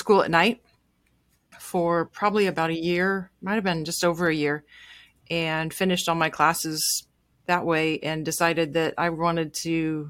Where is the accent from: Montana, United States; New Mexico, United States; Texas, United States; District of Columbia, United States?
Montana, United States; I grew up in Montana